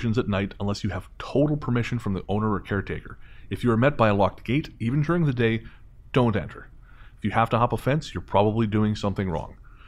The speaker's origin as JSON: {"language": "English", "region": "Michigan", "country": "United States", "moved": "as an adult", "lives_now": "Florida, United States", "said": "I'm originally from Michigan myself. Like most of us, I heard all the crazy stories coming out of Florida. After living here for about 10 years now"}